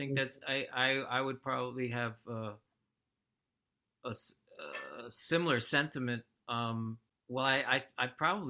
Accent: Connecticut, United States; also born or lived in New York City, United States; I was born in New York City. My family moved out when I was one year old. And then we lived in various towns in Connecticut till I was 10

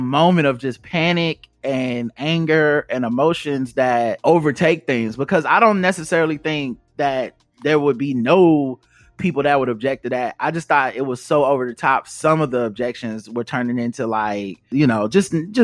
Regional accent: the South, United States; growing up in the South

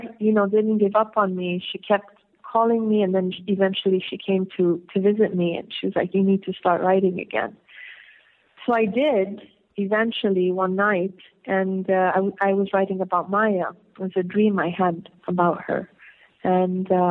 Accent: Beirut, Beirut Governorate, Lebanon; also born or lived in south Lebanon; my experiences growing up in Beirut

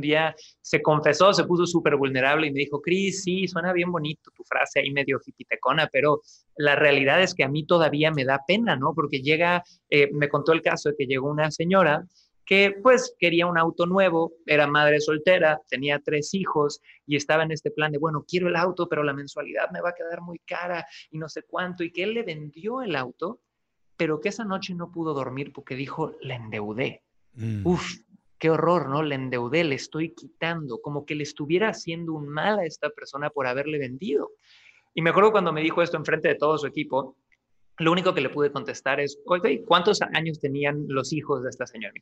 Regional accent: Cancún, Quintana Roo, Mexico; moved away as an adult; also born or lived in Santiago, Chile; Yo nací, chicos, en Cancún, Quintana Roo, México.

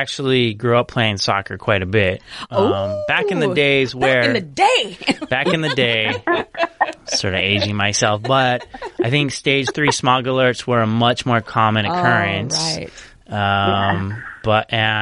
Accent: Los Angeles, California, United States; I relate to just as an Angeleno

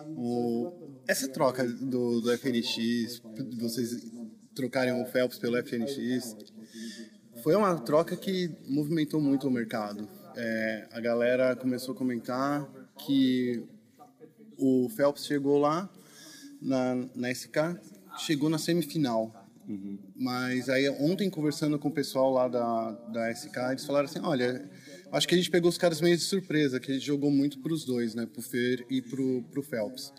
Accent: Brazil; a gente é brasileiro

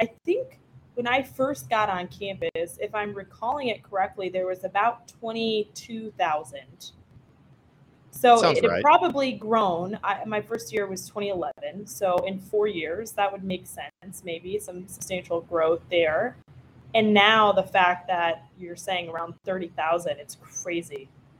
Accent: Fayetteville, Arkansas, United States; born there; I was actually born in Fayetteville. I lived there the first 2 months of m

